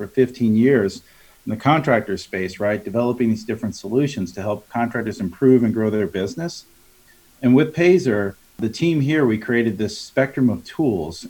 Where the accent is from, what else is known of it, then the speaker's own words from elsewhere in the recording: Long Island, New York, United States; moved away as an adult; now in Charlotte, United States; My brother still runs our family remodeling business back on Long Island, where I'm originally from. So you might hear my accent come through a little bit today. But again, grew up in the industry